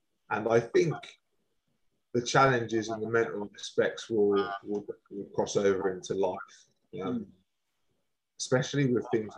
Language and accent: English; Swindon, South West England, United Kingdom; I do back my hometown. Of course I do. But I've never really followed Swindon Town as such.